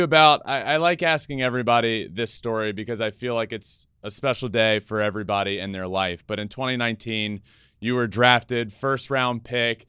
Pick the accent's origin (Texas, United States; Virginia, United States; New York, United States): Virginia, United States; moved away; I grew up in Virginia and played college ball over there.